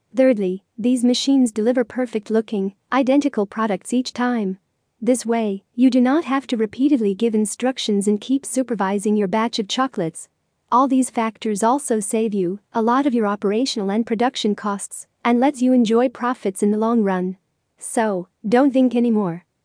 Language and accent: English; Lebanon; from Lebanon.